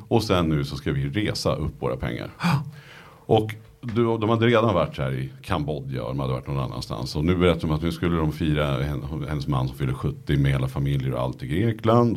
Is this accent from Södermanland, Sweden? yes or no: yes; Nyköping, Södermanland, Sweden; jag kommer från, från Nyköping